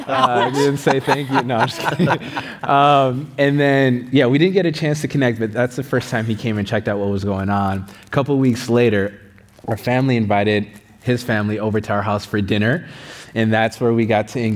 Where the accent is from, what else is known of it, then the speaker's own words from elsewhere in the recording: Saint Paul, Minnesota, United States; raised in the Ethiopian church, Ethiopian Evangelical Church in East St. Paul.